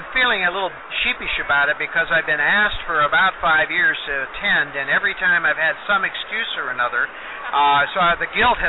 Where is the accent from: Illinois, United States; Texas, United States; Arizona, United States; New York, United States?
Illinois, United States; outside of Chicago; moved away as an adult; also born or lived in Hawaii; now in Seattle, United States; I was in Illinois, but I've actually lived in Seattle now for about 25 years, so it's been a while. I grew up outside of Chicago and lived there for 42 years of my life before I found my way to the Pacific Northwest.